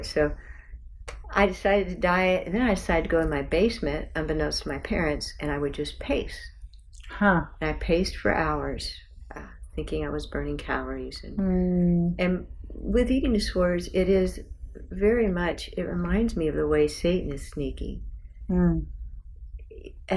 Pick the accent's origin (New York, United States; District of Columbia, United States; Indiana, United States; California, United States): Indiana, United States; South Bend; I grew up in South Bend, Indiana